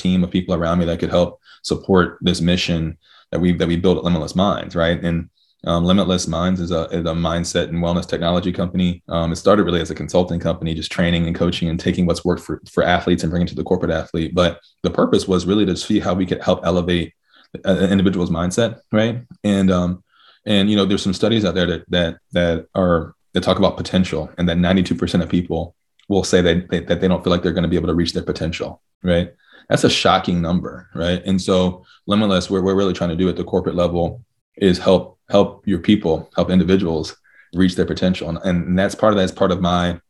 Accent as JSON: {"language": "English", "region": "Virginia", "country": "United States", "tie": "born or raised there", "also_born_or_lived": "Cincinnati, Ohio", "said": "I was born in Cincinnati and raised in Virginia."}